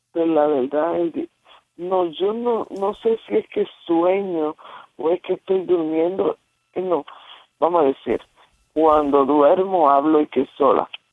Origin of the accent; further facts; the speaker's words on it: Puerto Rico; De Puerto Rico